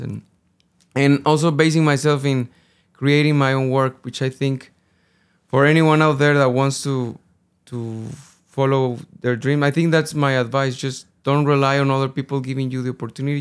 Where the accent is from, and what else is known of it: Guadalajara, Jalisco, Mexico; born or raised there; first language Spanish; English is a second language; moved away as an adult; also born or lived in United Kingdom